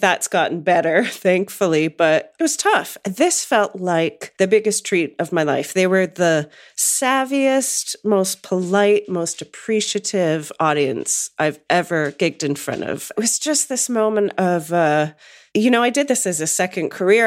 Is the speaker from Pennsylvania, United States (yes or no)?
yes; outside of Pittsburgh, rural Western Pennsylvania, United States; moved away; I grew up in rural Western Pennsylvania, which probably doesn't mean much to any of the listeners, but I grew up outside of Pittsburgh.